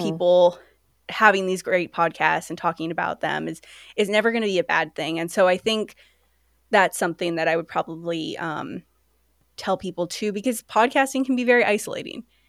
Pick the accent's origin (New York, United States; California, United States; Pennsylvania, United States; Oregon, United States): California, United States; Sacramento; also born or lived in London; now in Seattle, United States; I'm originally from Sacramento